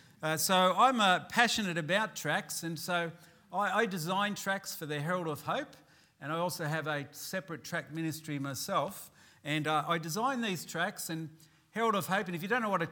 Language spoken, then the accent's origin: English; Newcastle, New South Wales, Australia; I come from Newcastle in New South Wales, and I'm a pastor of the Baptist Tabernacle there.